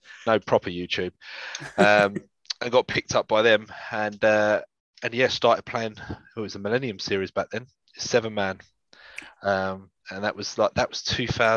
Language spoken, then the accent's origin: English; London, United Kingdom; I'm from North London, in Infield particularly